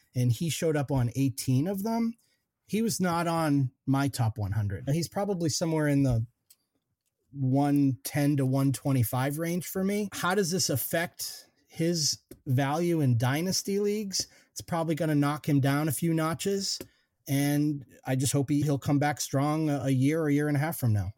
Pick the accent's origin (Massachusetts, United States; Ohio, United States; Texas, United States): Massachusetts, United States; Eastern; now in Western Massachusetts, United States; I'm a Western Mass transplant. Actually, I grew up in Eastern Mass, but oh, now West now Western Mass is home